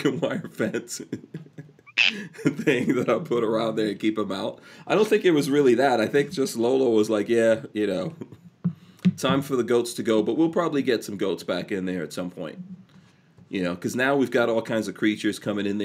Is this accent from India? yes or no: no; Guyana; moved away; also born or lived in Nigeria; I was born in Guyana